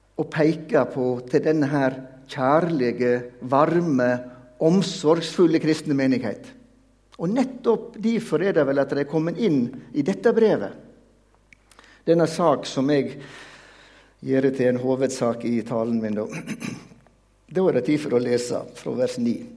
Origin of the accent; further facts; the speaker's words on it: Veitastranda, Vestland, Norway; Jeg kommer jo fra Veitastranda, tett opp til Jostedalsbreen.